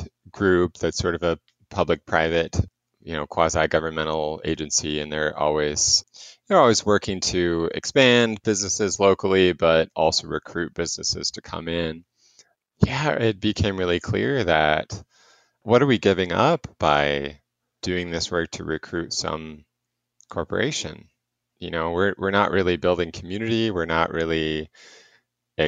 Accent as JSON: {"language": "English", "town": "Topeka", "region": "Kansas", "country": "United States", "tie": "born or raised there", "said": "So I'm from Topeka, Kansas, where we're a population of about 125,000. And born and raised here"}